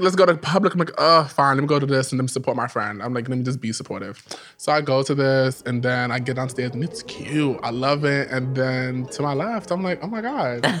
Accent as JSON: {"language": "English", "town": "New York City", "region": "New York", "country": "United States", "said": "I'm from the Bronx"}